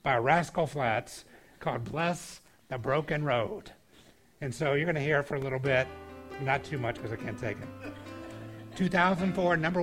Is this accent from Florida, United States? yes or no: no; Georgia, United States; moved away; I grew up in Georgia